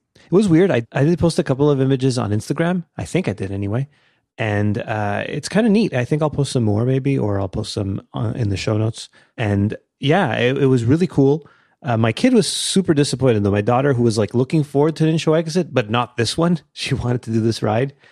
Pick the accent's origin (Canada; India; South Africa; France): Canada; I'm Canadian